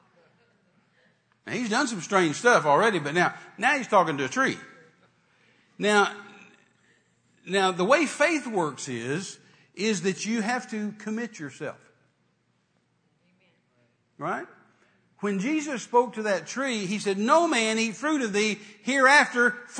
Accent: Texas, United States; I'm a Texan

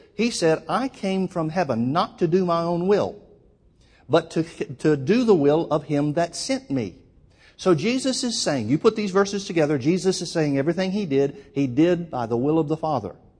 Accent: Alabama, United States; moved away as an adult; also born or lived in Oklahoma; now in California, United States; Born and raised in Alabama, lived in Oklahoma while I worked with Brother Hagan, and then we moved out to California

